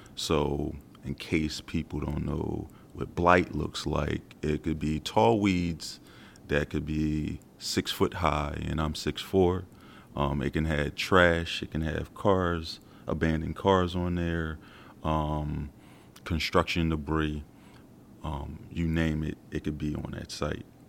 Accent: Philadelphia, Pennsylvania, United States; born and raised in South Philadelphia.

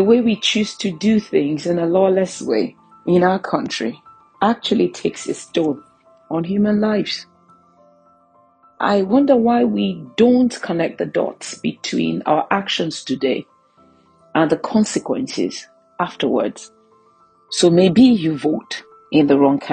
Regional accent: Nigeria; as a Nigerian

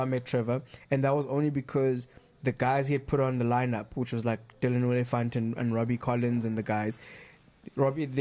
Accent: South Africa; I'm a South African correspondent

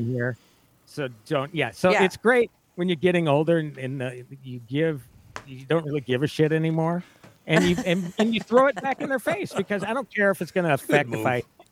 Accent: Minnesota, United States; I'm from Minnesota

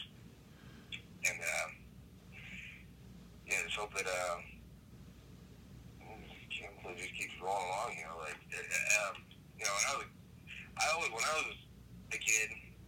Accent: Cincinnati, Ohio, United States; my hometown arena

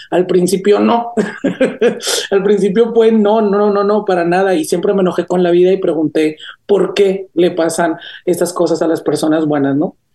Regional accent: Caracas, Capital District, Venezuela; now in United States; Que si quiero regresar a mi pueblito este caraqueño o polviento, claro que quiero regresar. O sea, ahorita sí, sí estoy acostumbrado a las comodidades de, de Estados Unidos

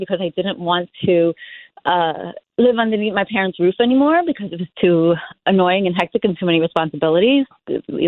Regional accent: New York City, New York, United States; I was born and raised in Benson Earth, Brooklyn, 1982

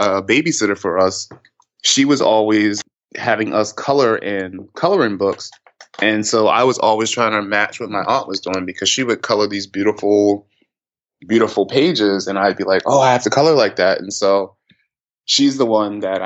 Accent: Baltimore, Maryland, United States; born or raised there

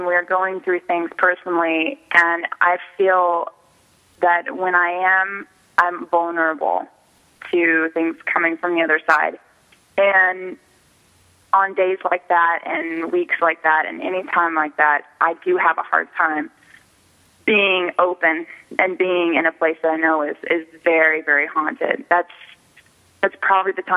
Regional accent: Sherman, Texas, United States; now in Los Angeles, United States; I was born and raised in Sherman, Texas

